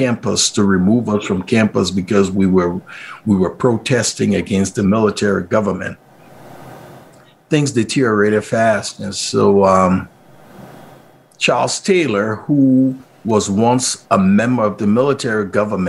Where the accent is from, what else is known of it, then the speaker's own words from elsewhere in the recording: Liberia; moved away as an adult; now in Montana, United States; Growing up in Liberia, I grew up on the Firestone Plantation